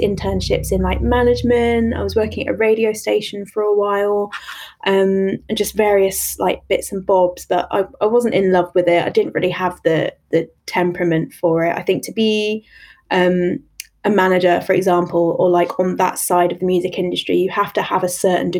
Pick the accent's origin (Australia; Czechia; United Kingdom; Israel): United Kingdom; London; I grew up in East London